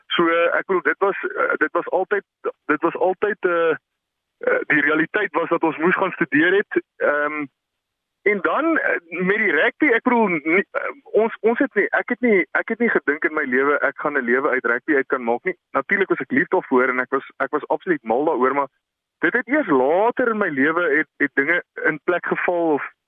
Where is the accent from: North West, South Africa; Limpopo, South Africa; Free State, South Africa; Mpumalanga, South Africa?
Free State, South Africa; Bethlehem; ons het in Bethlehem groot geword